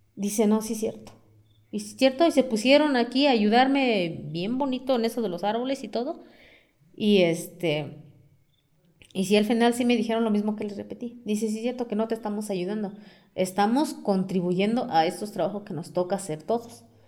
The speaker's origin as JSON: {"language": "Spanish", "town": "Amealco", "region": "Querétaro", "country": "Mexico", "first_language": "Otomi", "second_language": "Spanish", "said": "tanto como de mi pueblo, tanto como de la ciudad"}